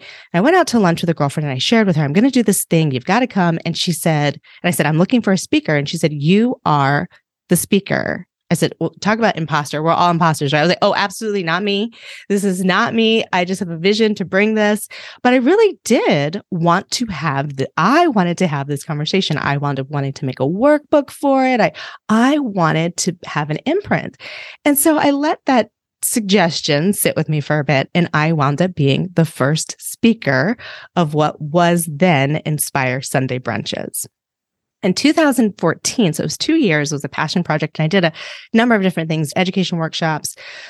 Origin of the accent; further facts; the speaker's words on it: Reston, Virginia, United States; So I grew up outside of the Washington, D.C. area in Northern Virginia in a really cute little town called Reston. And it was a very idyllic, very sweet place, very diverse. It was built like with the premise of being a very diverse place. It was a planned community.